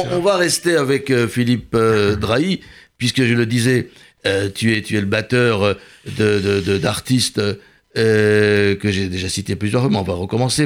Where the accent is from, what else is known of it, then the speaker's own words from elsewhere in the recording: Constantine, Constantine Province, Algeria; moved away; chez moi à Constantine